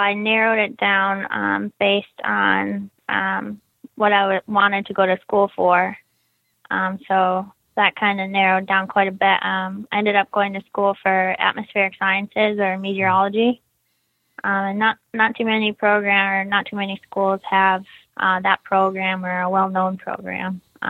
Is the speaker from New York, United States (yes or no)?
no; Plainfield, Illinois, United States; I actually grew up in a suburb just outside of Chicago called Plainfield in Illinois.